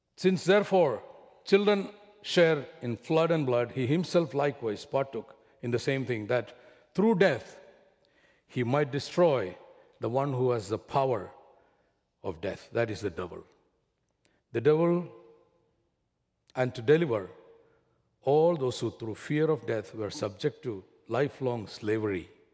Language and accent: English; Kerala, India; accent: heavy Indian; moved away; I come from Kerala, which is about three days of travel in a train